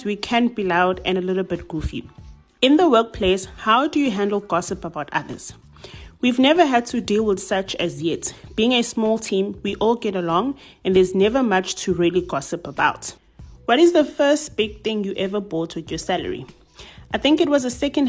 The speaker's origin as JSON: {"language": "English", "town": "Durban", "region": "KwaZulu-Natal", "country": "South Africa", "tie": "born or raised there", "said": "I'm a 29-year-old young woman born and bred in Durban"}